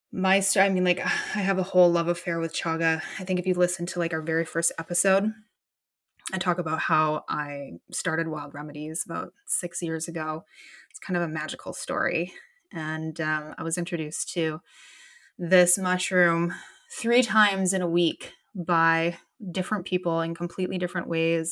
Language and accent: English; Canada; I'm from Canada and it is dark and cold and gnarly here